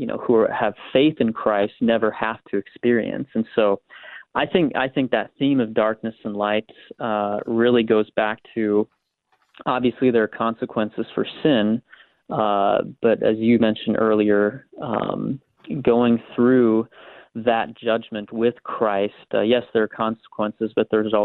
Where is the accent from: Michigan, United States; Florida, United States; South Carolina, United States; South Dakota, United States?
South Dakota, United States; growing up in South Dakota, I would go on runs with my dad really early in the morning.